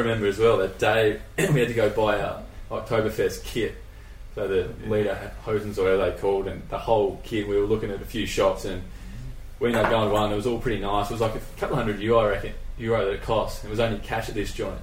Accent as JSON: {"language": "English", "town": "Perth", "region": "Western Australia", "country": "Australia", "said": "we're from Perth"}